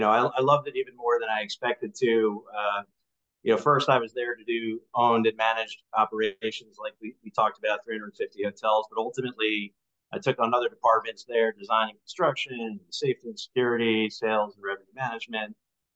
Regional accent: Long Island, New York, United States; I grew up in Long Island, New York, which normally you can peg that. But I've moved around like every hotel operator.

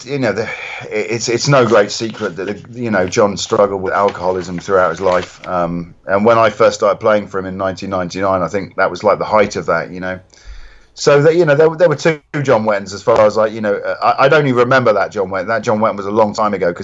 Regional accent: Reading, South East England, United Kingdom; Reading, which is my hometown

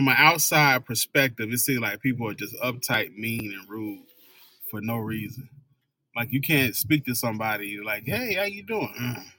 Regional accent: the South, United States; moved away as an adult; Being from the South, I grew up in the South.

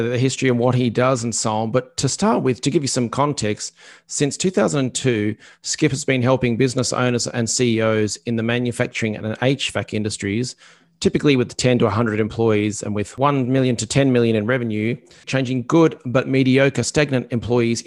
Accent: Australia; I'm an Australian

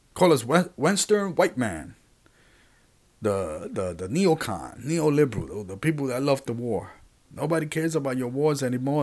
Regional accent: Puerto Rico; I'm from Puerto Rico.

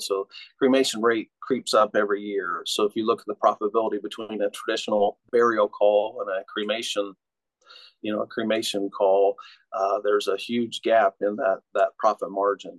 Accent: Oklahoma, United States; moved away as an adult; also born or lived in Cincinnati, Ohio; now in Muncie, United States; I grew up in Oklahoma, um, and then um, went to high school in Oklahoma.

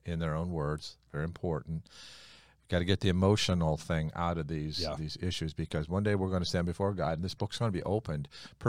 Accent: New York, United States; We're from New York

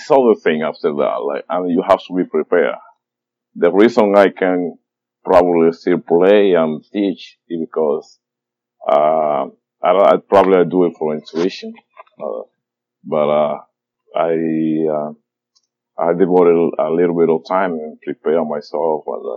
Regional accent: Dominican Republic; moved away; I was growing up in the Dominican Republic

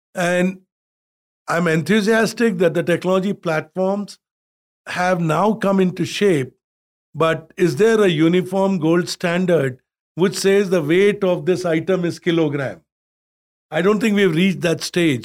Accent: India; from where I grew up in India, where the average temperature was forty Celsius

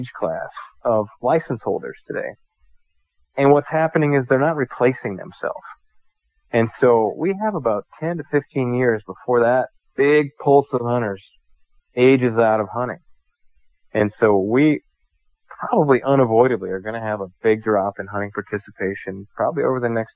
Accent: Wisconsin, United States; now in North Dakota, United States; here in North Dakota, it's not where I'm from Wisconsin

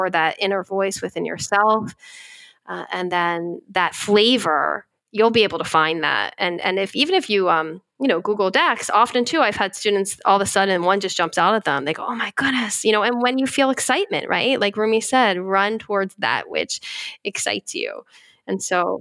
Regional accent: Philadelphia, Pennsylvania, United States; I'm from Philadelphia

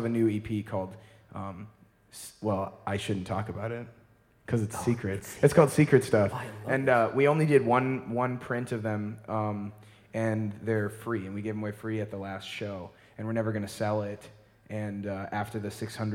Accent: Wisconsin, United States; we are from Wisconsin, and we play folk songs

